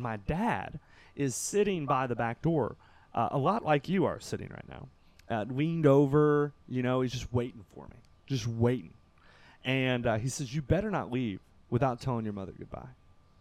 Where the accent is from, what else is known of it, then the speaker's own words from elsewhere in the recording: Kentucky, United States; I'm from Kentucky